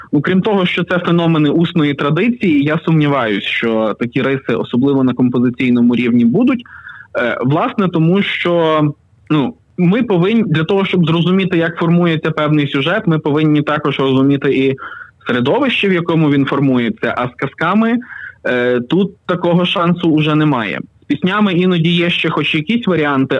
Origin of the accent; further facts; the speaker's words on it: Pokuttia, Ukraine; Родом із Покуття